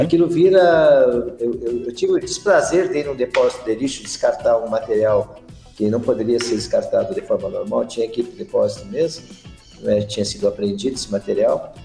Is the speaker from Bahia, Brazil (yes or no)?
no; Bagé, Rio Grande do Sul, Brazil; also born or lived in Jataí, Goiás; lá na minha região, lá em Bagé, nós temos um, um distrito